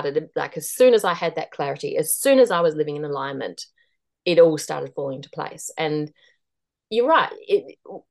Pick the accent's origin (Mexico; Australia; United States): Australia; moved away as an adult; also born or lived in Asia; now in New Zealand; I'm Australian, but I'd lived in New Zealand before and we were living in New Zealand again